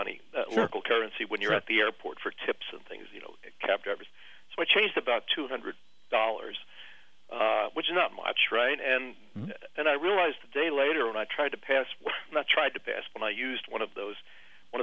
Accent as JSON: {"language": "English", "country": "United States", "said": "I'm an American"}